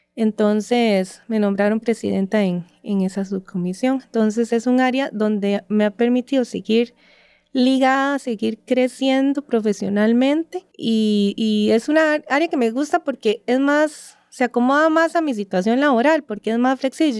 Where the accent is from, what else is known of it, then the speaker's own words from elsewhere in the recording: San Ramón, Alajuela, Costa Rica; yo soy de San Ramón de la Juela, eh, toda mi vida eh, se ha desarrollado ahí.